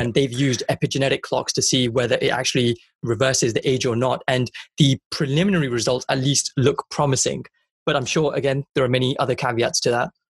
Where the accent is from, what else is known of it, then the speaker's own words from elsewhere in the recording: Punjab, India; I'm Indian and I'm, I'm from Punjab